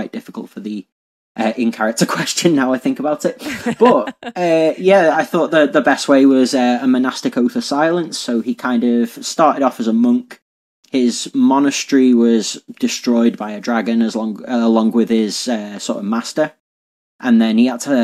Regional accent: Liverpool, North West England, United Kingdom; I'm from Liverpool in England

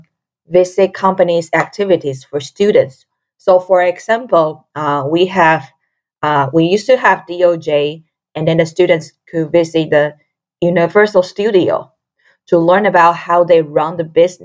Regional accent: Taiwan; moved away as an adult; now in United States; I come from Taiwan.

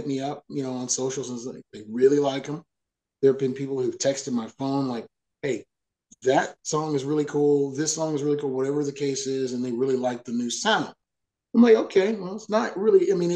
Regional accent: Dallas, Texas, United States; moved away as an adult; also born or lived in Nashville; now in East Texas, United States; growing up in Dallas

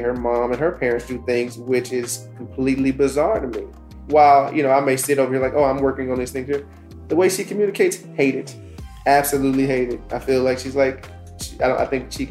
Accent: Dallas, Texas, United States; I'm from South Oak Cliff

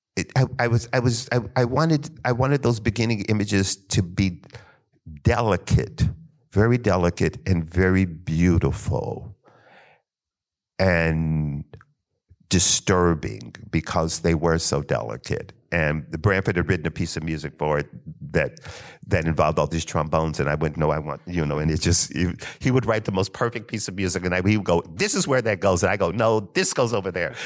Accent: Kentucky, United States; I'm from Kentucky

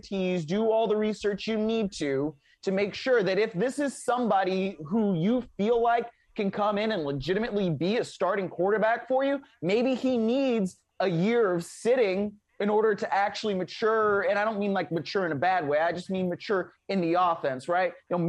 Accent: Ohio, United States; Ohio native here.

